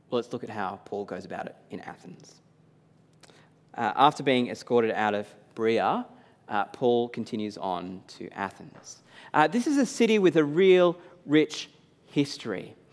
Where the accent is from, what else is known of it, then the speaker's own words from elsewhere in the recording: New South Wales, Australia; I was jealous for her support of the Blues after growing up and supporting them togeth